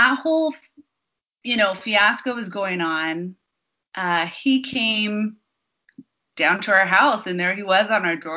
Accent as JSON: {"language": "English", "town": "Window Rock", "region": "Arizona", "country": "United States", "tie": "born or raised there", "said": "I grew up on the Navajo Reservation in Window Rock, Arizona."}